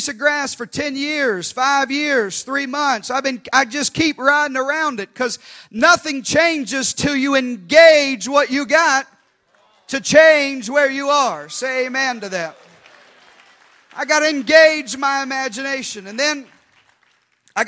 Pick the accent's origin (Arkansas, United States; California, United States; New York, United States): Arkansas, United States; we grew up in Arkansas, Pastor Josh